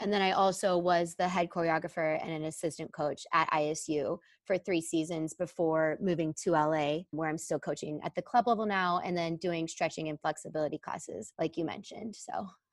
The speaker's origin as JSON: {"language": "English", "town": "Dallas", "region": "Texas", "country": "United States", "tie": "born or raised there", "also_born_or_lived": "Illinois", "moved": "as an adult", "said": "I grew up in the Dallas area"}